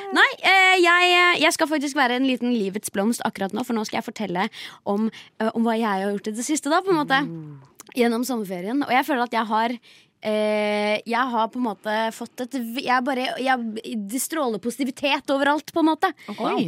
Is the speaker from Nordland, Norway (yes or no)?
no; Steinberg, Buskerud, Norway; Jeg er egentlig fra Nedre Eiker, ikke fra Drammen.